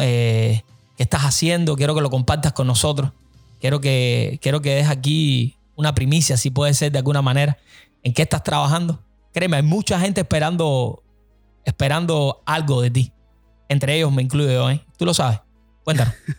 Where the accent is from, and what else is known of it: Cuba; now in United States